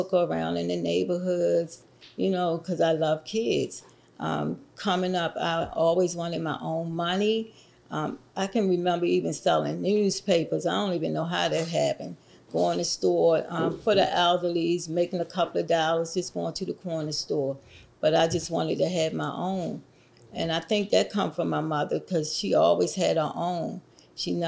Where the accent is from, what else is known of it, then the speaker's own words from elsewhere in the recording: Baltimore, Maryland, United States; I was raised up in Baltimore, the Park Heights area